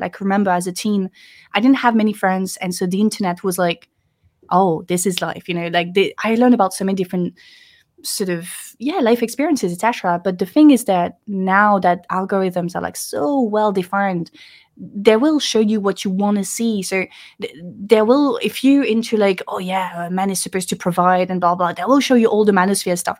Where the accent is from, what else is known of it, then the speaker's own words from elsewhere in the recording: Lille, Hauts-de-France, France; English is a second language; moved away as an adult; now in Paris, France; I grew up in the north of France, uh, in Lille